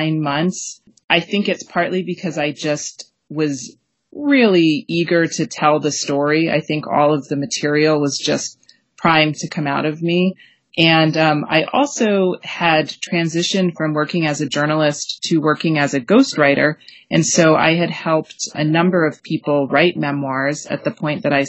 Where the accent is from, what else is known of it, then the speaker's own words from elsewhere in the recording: Maine, United States; And I was actually growing up in Maine at the time